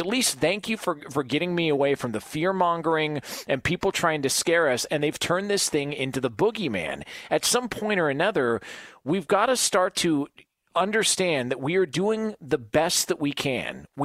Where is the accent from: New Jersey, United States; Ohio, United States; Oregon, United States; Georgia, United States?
Ohio, United States; Dublin; that's the part about growing up in Dublin, Ohio, is when you grow up in Dublin, right. Ohio, you, you get dealt friends like that.